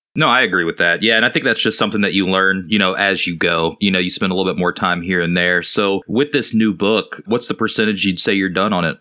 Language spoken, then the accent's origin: English; United States; Being an American